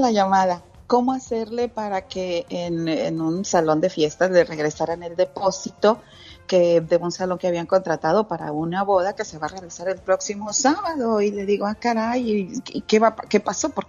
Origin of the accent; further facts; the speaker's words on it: Santa Catarina, Nuevo León, Mexico; Y luego en mi pueblo, allá en Santa Catarina, Nuevo León